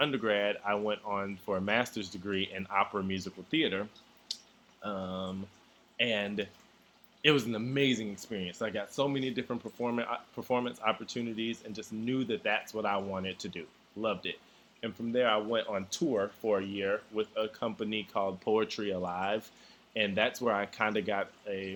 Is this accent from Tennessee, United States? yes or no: yes; Chattanooga, Tennessee, United States; I'm originally from Chattanooga, Tennessee. I attended Chattanooga High School Center for Creative Arts